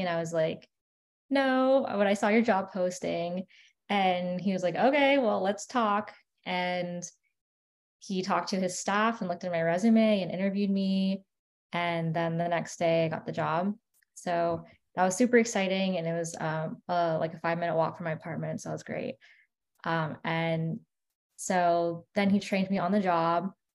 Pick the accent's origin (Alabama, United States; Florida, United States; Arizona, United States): Florida, United States; West Palm Beach; also born or lived in New York; I'm from West Palm Beach and I went to UF for undergrad